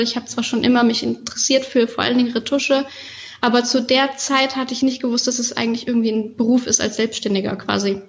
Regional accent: Koblenz area, Rhineland-Palatinate, Germany; moved away as an adult; now in Malta; ich bin auf dem Land aufgewachsen. Ich bin zwar in Koblenz geboren, aber später dann aufs Land gezogen mit meinen Eltern. Das heißt, ich habe meine ganze Kindheit eigentlich da verbracht

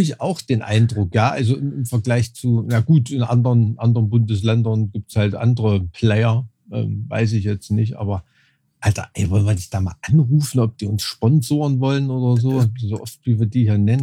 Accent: Thuringia, Germany; mit dem ich aufgewachsen bin in Thüringen

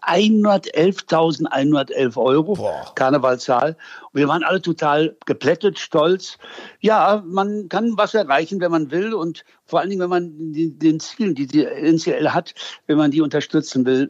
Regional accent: Münster, North Rhine-Westphalia, Germany; ich bin gebürtiger Münsteraner

